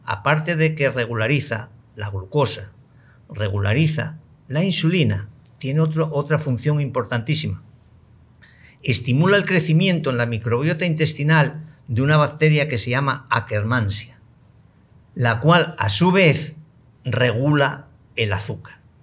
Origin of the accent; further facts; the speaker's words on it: Spain; moved away; en mi país, en España, al que quiero enormemente